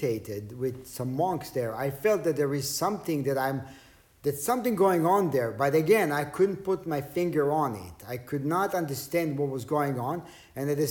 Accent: Israel; English is a second language; moved away; Growing up in Israel, not a whole lot was translated to Hebrew. Not a whole lot was, my English wasn't that great

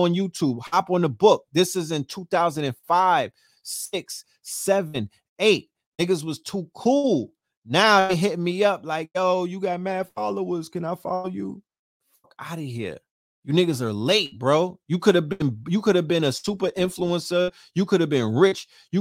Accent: New York, United States; I'm a New Yorker

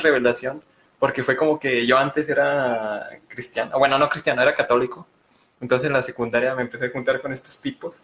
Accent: Mexico; todos somos de aquí de México

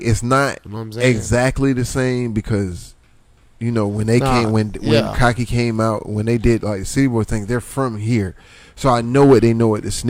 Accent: Silver Ridge, Florida, United States; also born or lived in St. Petersburg, Florida; I grew up in Silver Ridge

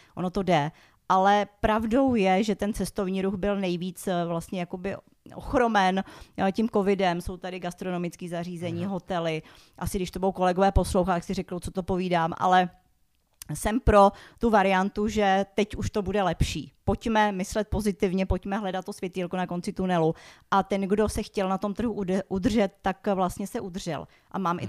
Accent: Prague, Czechia; Já jsem přímo z Prahy, takže já jsem se v Praze narodila, žiju tady celý život.

